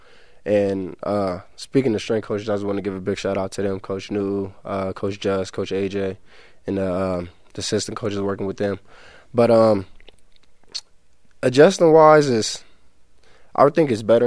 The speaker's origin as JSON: {"language": "English", "country": "United States", "said": "I'm definitely American"}